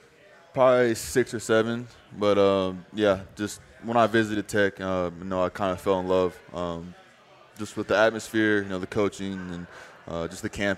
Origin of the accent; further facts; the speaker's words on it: New Mexico, United States; born there; also born or lived in Tennessee; No, so I was born in New Mexico.